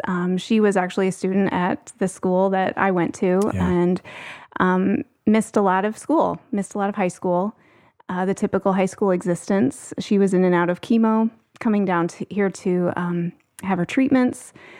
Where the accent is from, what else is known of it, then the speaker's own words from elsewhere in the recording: Indiana, United States; I grew up in Northern Indiana, but because of some medical needs that came up for my sister, spent a lot of time here.